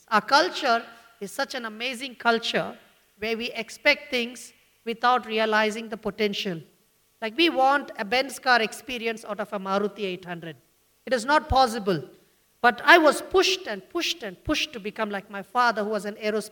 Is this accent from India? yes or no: yes; Bangalore, Karnataka, India; I'm from Bangalore, born and brought up in Bangalore.